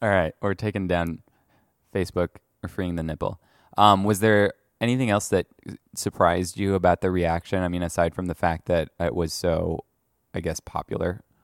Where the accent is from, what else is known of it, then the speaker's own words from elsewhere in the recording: France; moved away; I grew up in France